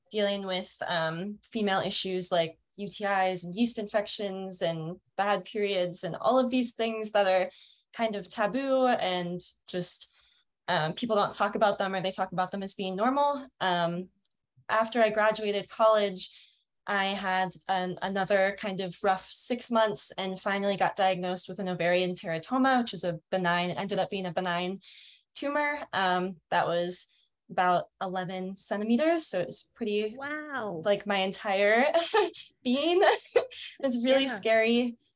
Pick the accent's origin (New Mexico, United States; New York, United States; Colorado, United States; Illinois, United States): Colorado, United States; Denver; I'm 24 and I'm from Denver, Colorado. I actually just moved here.